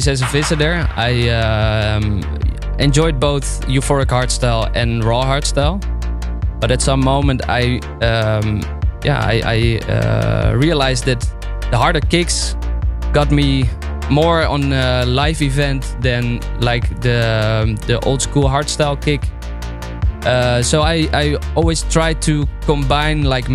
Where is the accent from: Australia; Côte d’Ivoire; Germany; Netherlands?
Netherlands; near Arnhem, Gelderland; I grew up near Arnhem